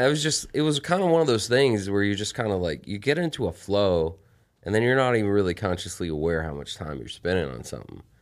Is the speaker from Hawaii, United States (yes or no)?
no; El Paso, Texas, United States; the town that I was born. I'm from El Paso, Texas